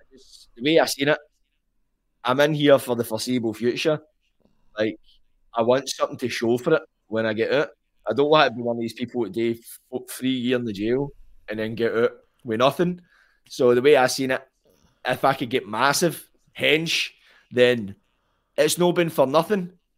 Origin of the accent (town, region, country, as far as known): Glasgow, Scotland, United Kingdom; born or raised there